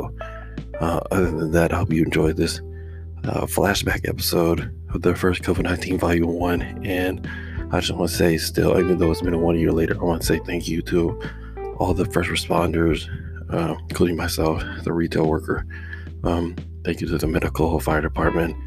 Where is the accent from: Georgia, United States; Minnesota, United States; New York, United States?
Georgia, United States; where I'm from Georgia, the United States here